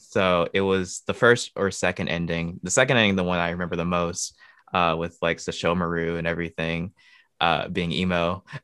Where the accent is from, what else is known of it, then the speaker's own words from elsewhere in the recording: Michigan, United States; moved away as an adult; now in Ohio, United States; born and raised in Michigan, uh, but currently living in Ohio